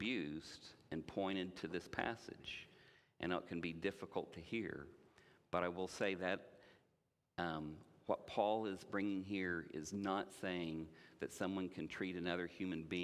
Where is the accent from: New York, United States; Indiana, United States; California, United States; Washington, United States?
Indiana, United States; I grew up in Indiana